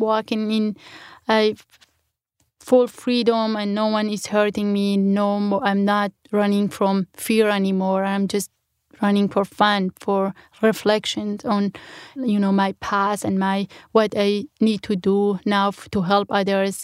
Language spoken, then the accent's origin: English; Sinjar, Nineveh, Iraq; first language Kurmanji; English is a second language; moved away as an adult; also born or lived in Germany / United States